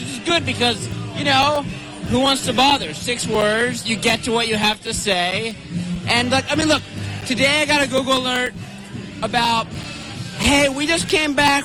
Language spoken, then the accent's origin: English; Austin, Texas, United States; I'm from Austin